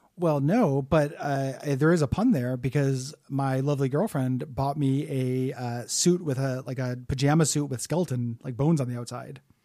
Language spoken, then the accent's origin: English; United States; we're American